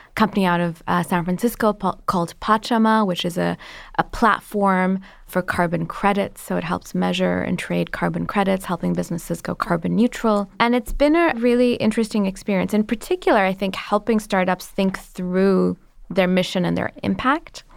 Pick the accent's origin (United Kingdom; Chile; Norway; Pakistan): Pakistan; moved away as an adult; now in United States; I'm an immigrant, I'm Pakistani